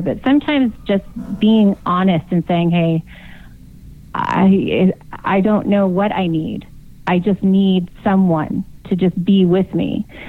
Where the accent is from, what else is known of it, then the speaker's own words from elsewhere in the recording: Yuma, Arizona, United States; also born or lived in San Diego, California; I was born in San Diego, so technically, I am a California girl. I just grew up in Arizona.